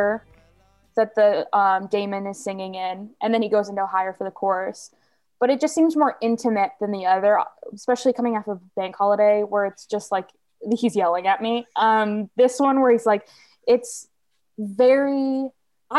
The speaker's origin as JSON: {"language": "English", "country": "United States"}